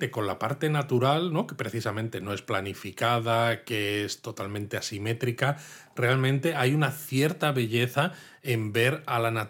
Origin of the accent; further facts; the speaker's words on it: Spain; Tiene gracia que siendo yo español, ¿no? Occidental, no haya estudiado a fondo la estética occidental